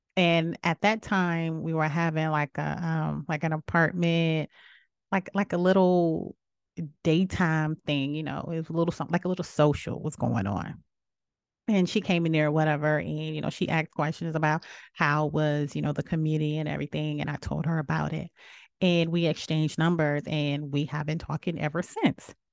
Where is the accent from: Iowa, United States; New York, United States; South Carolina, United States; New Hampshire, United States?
South Carolina, United States; I am from South Carolina.